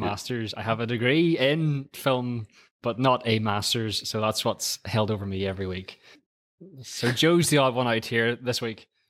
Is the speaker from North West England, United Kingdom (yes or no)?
no; Antrim, Northern Ireland, United Kingdom; I'm, I'm from a little town called Antrim, which is about twenty miles just outside of Belfast